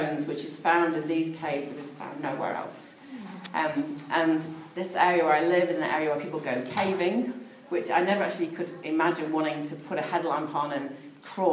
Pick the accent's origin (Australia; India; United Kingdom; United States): United Kingdom; Peak District, East Midlands; now in New Zealand; I was brought up in the Peak District, which is a beautiful part of England